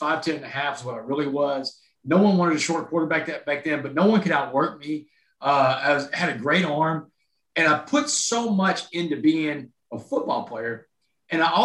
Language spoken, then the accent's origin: English; Port Arthur, Texas, United States; I grew up in a town called Port Arthur, Texas